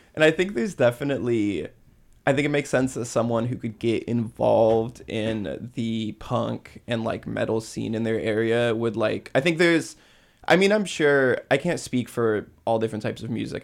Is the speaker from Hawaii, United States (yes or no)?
yes; Hawaii, United States; moved away as an adult; also born or lived in Santa Cruz; I'm from Hawaii